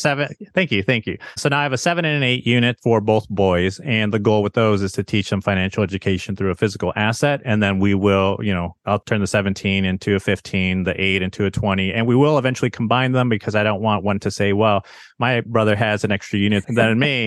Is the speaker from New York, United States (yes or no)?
no; Chicago, Illinois, United States; moved away as an adult; also born or lived in Arizona; now in San Diego, United States; born and raised in Chicago, went to Arizona State for my formal education